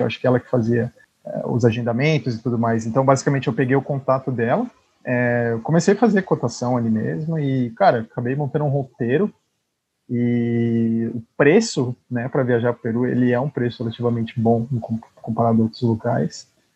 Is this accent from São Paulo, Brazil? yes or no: yes; São Paulo, Brazil; a gente que era de São Paulo